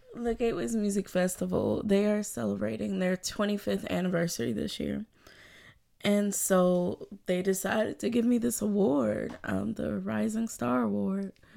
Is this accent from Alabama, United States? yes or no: yes; Birmingham, Alabama, United States; moved away as an adult; also born or lived in Louisville, Kentucky; now in Chicago, United States; I'm originally from Birmingham, Alabama, born and raised